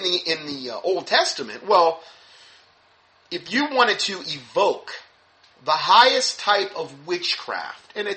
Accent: Fort Myers, Florida, United States; moved away; my hometown in Fort Myers

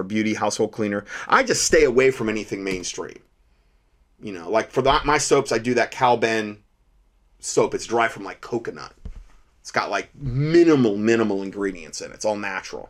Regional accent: Ohio, United States; When I was growing up in Ohio

